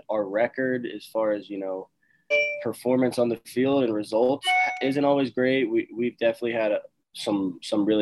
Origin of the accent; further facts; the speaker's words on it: right outside of Atlantic City, New Jersey, United States; also born or lived in Staten Island; I'm actually from South Jersey, so I was a Phillies fan growing up.